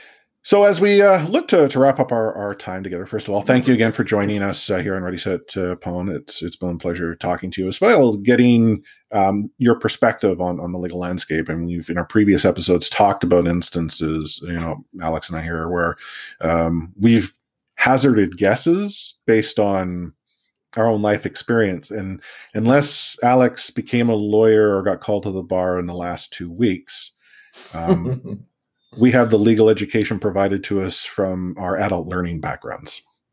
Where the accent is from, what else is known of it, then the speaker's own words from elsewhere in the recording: Canada; also born or lived in Vancouver; I'm Canadian